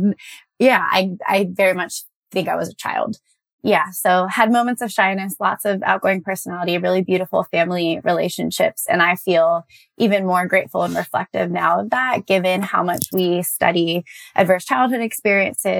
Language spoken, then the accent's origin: English; Connecticut, United States; I grew up in Connecticut around lots of family